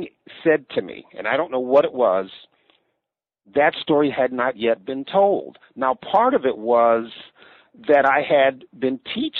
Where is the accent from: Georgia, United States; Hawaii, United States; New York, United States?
New York, United States; Buffalo; And so again, my story, African-American, born and raised in Buffalo, New York, from Buffalo, which is where I got not only my public school education, but also attended the University of Buffalo on the undergraduate level